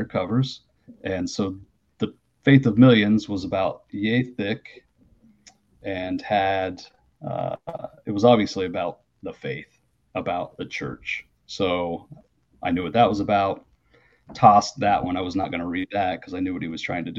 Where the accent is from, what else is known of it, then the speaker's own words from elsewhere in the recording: Logan, United States; I grew up in Logan, right up on the hilltop